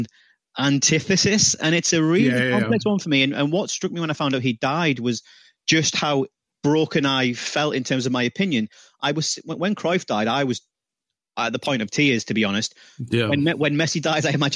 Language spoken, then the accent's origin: English; United Kingdom; I'm British